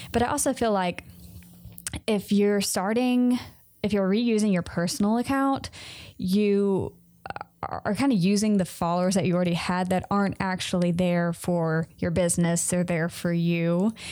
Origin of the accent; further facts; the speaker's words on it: Mississippi, United States; I'm from Mississippi. And honestly, we didn't have any stores here. until, like, the end of my high school